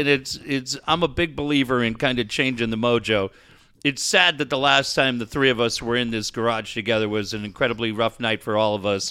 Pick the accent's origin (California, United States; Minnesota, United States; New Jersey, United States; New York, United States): Minnesota, United States; Richfield; moved away; Richfield, which is my hometown